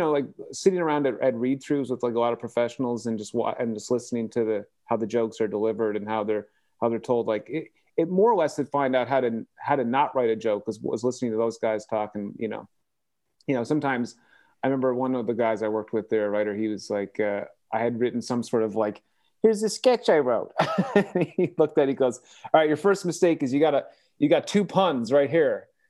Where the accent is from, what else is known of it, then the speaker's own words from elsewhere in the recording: Canada; We just say, we're Canadian. This is not our election.